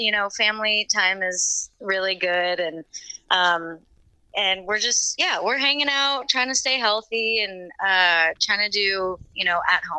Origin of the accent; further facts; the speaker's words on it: Texas, United States; We're actually in Texas, near Houston.